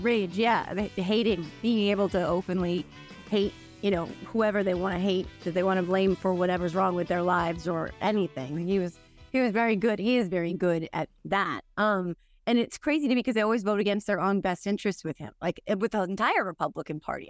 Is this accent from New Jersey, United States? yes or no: yes; New Jersey, United States; also born or lived in New York; I'm from New Jersey, I grew up here, I lived in New York for a long time